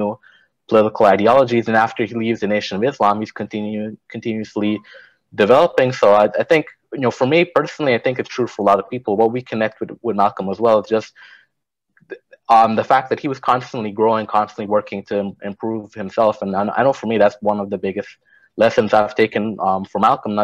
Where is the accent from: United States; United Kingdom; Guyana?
Guyana; moved away; I'm originally from Guyana